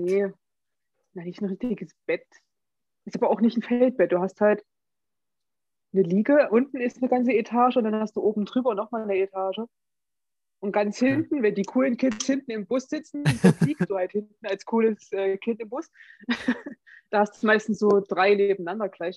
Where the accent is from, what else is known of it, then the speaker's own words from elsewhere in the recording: Germany; Als Deutscher